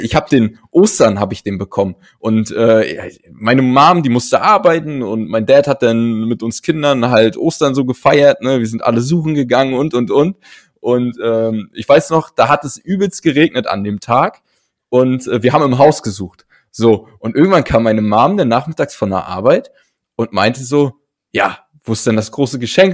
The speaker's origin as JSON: {"language": "German", "region": "Berlin", "country": "Germany", "said": "bei uns in Berlin. Also ich habe früher in Charlottenburg am, am, am Schloss direkt äh, gewohnt"}